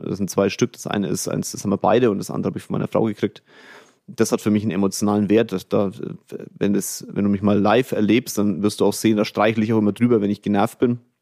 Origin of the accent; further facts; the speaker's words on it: Kulmbach, Bavaria, Germany; also born or lived in Bamberg; now in Munich, Germany; Kulmbach war meine Kindheit, Bamberg war meine Heimat und jetzt ist München meine Heimat